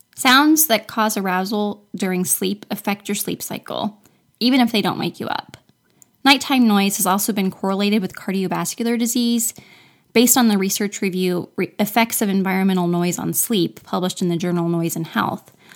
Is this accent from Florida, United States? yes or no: yes; Florida, United States; I'm from Florida, where winter is about a week long